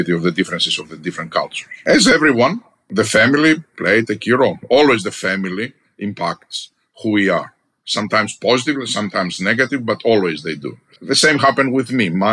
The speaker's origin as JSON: {"language": "English", "country": "Greece", "tie": "born or raised there", "moved": "as an adult", "lives_now": "United States", "said": "I'm Greek by birth, American by choice. I'm also an American citizen, proudly now. But I grew up in Greece"}